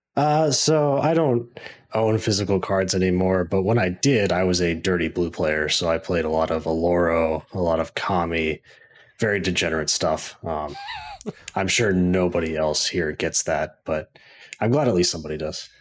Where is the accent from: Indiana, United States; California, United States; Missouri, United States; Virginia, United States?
Missouri, United States; also born or lived in Saint Louis; I was born and raised in Missouri, went to school in Mizzou, and moved to Saint Louis, been here doing I T stuff ever since